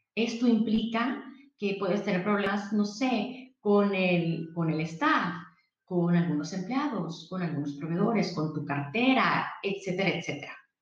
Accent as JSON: {"language": "Spanish", "town": "Mexicali", "region": "Baja California", "country": "Mexico", "said": "yo soy de Mexicali, em, estudié aquí contador público internacional"}